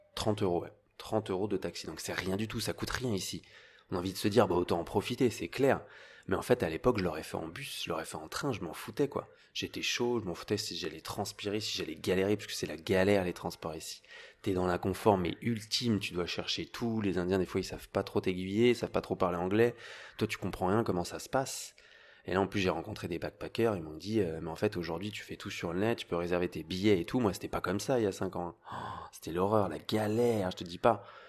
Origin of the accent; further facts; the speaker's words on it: Paris suburbs, Île-de-France, France; j'avais une famille euh, très bien, on était en banlieue parisienne, on vivait super bien, euh, très bien élevé